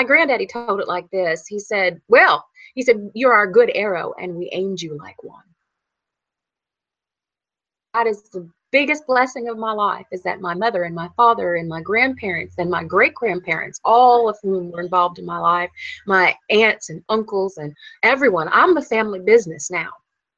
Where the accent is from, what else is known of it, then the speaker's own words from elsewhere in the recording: Qualla Boundary, North Carolina, United States; I grew up on the Quala Boundary